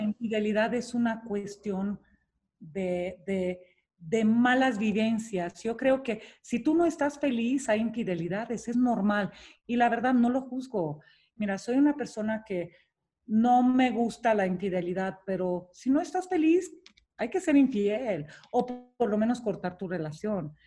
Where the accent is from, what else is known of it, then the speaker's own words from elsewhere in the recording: Romania; now in Mexico; Nací en Rumania, nací en el comunismo, nací en un país con muchas limitaciones